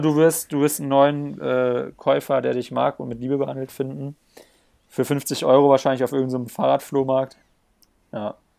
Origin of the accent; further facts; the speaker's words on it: Black Forest area, Baden-Württemberg, Germany; now in Bayreuth, Germany; Pödi und ich kommen ja aus der Gegend von Schwarzwald